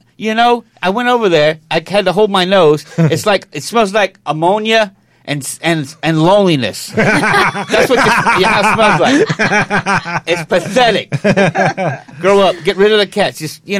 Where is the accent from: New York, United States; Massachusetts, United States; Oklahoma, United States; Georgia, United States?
New York, United States; Coney Island; No, I'm from Coney Island.